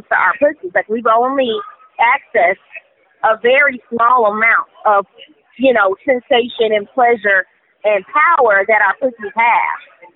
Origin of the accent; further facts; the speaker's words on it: Houston, Texas, United States; now in Atlanta, United States; I'm from Houston